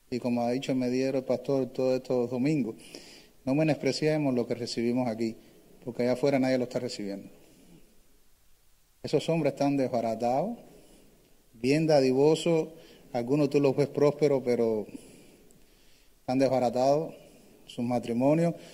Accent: Cuba; moved away; Yo no, bueno, desde que estuve, desde que vine de Cuba no compartí así con una persona mayor, así como un abuelo, vamos a decir.

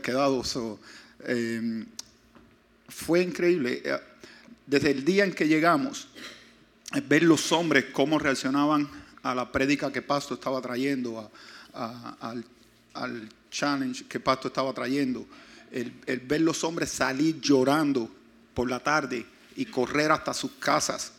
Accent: Pinar del Río, Cuba; yo nací en Pinar del Río

